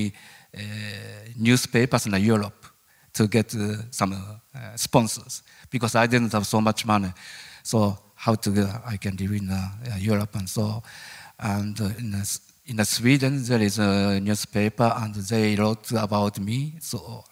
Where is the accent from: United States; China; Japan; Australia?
Japan; English is a second language; moved away as an adult; born as a Japanese